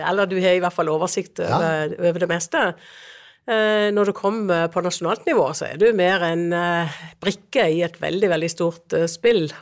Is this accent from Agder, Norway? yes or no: yes; Lyngdal, Agder, Norway; Jeg kommer fra Agder, en kommune som heter Lyngdal